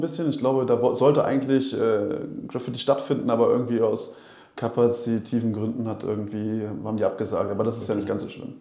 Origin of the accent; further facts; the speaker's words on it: Berlin, Germany; born or raised there; moved away as an adult; now in Rostock, Germany